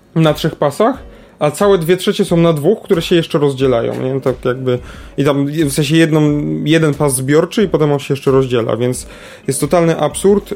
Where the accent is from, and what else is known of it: Kraków, Lesser Poland, Poland